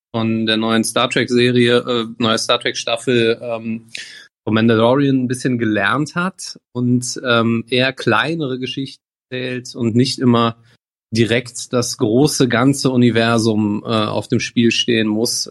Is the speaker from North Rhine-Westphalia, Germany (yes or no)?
yes; near Bonn, North Rhine-Westphalia, Germany; aus der Nähe von Bonn